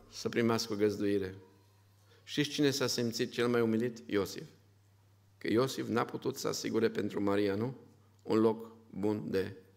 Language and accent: Romanian; Romania; Suntem un grup din România